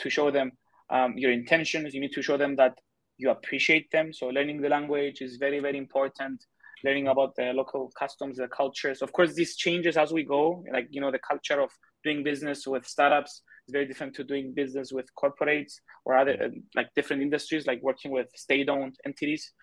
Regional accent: Cyprus; first language Greek; English is a second language; moved away as an adult; also born or lived in China; I'm from Cyprus

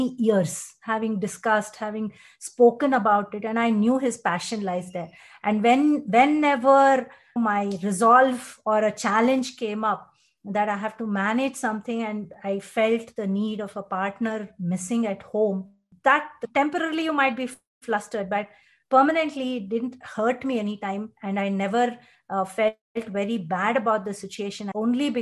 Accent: Bangalore, Karnataka, India; I was born and brought up in Bangalore

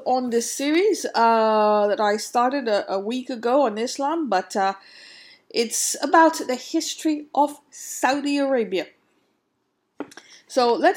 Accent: India; growing up in India

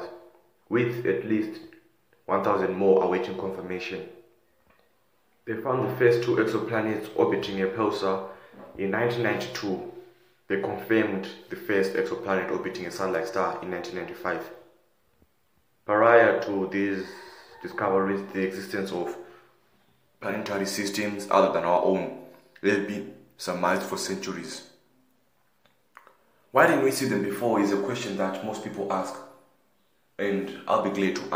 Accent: South Africa; I'm from South Africa and I'm 15 years old

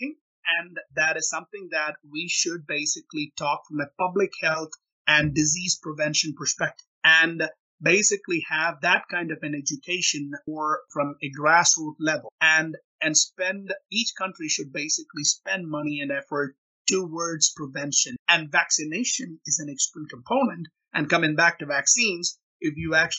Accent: India; moved away as an adult; also born or lived in Rochester, Minnesota / Oklahoma; now in United States; I grew up in India

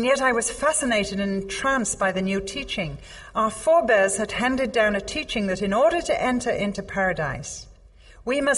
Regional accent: England, United Kingdom; I'm English

